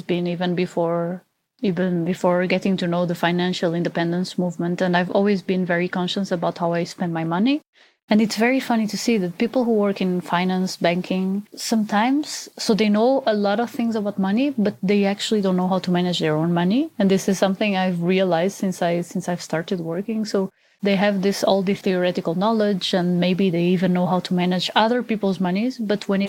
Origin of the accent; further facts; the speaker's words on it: Portugal; now in Germany; I'm from Portugal. I currently live in Germany and I'm 32 years old